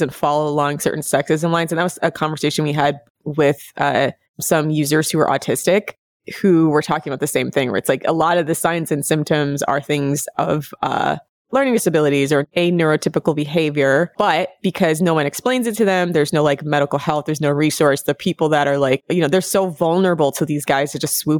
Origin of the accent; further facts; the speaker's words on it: United States; I'm American over here